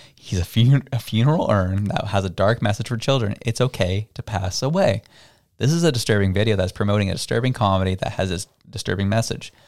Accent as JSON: {"language": "English", "town": "Toronto", "region": "Ontario", "country": "Canada", "tie": "born or raised there", "said": "I had the privilege of growing up in Toronto"}